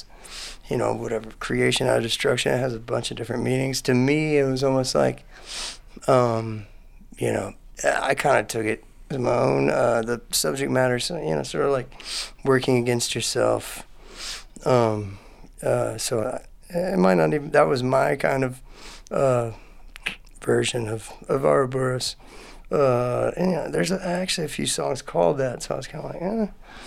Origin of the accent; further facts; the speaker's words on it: Houston, Texas, United States; also born or lived in Austin, Texas; I grew up in Houston and came here for college and just never left